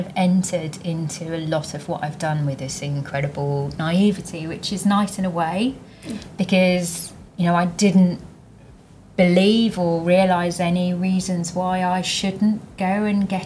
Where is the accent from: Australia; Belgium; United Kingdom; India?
United Kingdom; East Anglia, East of England; I grew up in East Anglia, right in the middle of the UK